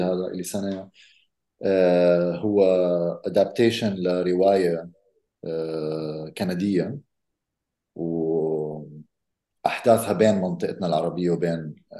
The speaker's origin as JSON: {"language": "Arabic", "town": "Amman", "region": "Amman Governorate", "country": "Jordan", "tie": "born or raised there", "said": "انا ربيت بعمان"}